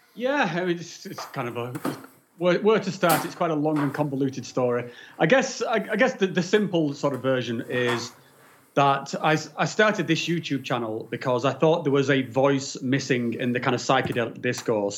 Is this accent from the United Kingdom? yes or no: yes; England, United Kingdom; now in Switzerland; I'm not actually from Switzerland. I'm from from England, but I, I, live in Switzerland at the moment